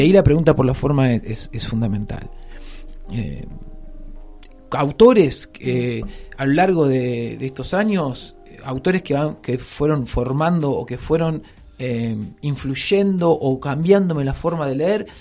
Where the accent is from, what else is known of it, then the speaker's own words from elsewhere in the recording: Rosario, Santa Fe, Argentina; also born or lived in Noetinger; me crié en Rosario, en el centro de Rosario